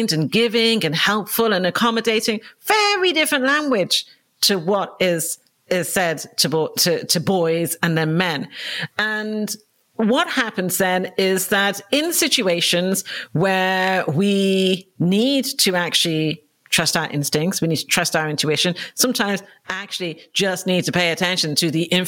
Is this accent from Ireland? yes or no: yes; Dublin, Leinster, Ireland; moved away as an adult; now in London, United Kingdom; I was brought up in Dublin in Ireland, and I came over to London for my 18th birthday